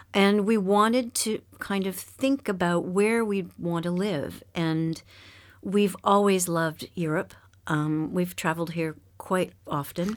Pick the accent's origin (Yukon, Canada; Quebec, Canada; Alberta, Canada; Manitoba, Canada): Quebec, Canada; Montreal; moved away as an adult; also born or lived in Ontario; now in France; I was, um, born and raised in Montreal, um, Quebec, which is the French-speaking